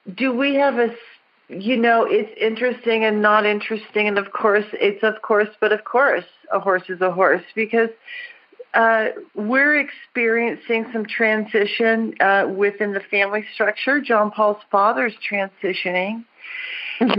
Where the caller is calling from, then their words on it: Sedona, Arizona, United States; I'm calling from Sedona, Arizona